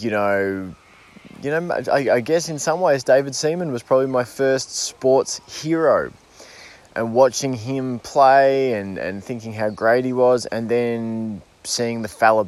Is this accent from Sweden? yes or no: no; Australia; I definitely called it soccer growing up, just because in Australia there's rugby, which gets called football